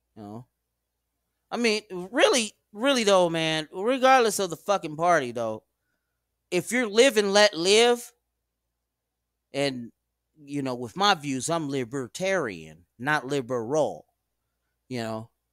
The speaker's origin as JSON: {"language": "English", "country": "United States", "tie": "born or raised there", "said": "I was born in America"}